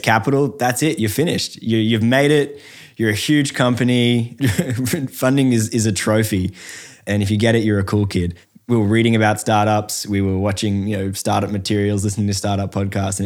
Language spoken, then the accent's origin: English; Australia; we're from the opposite side of the world, Australia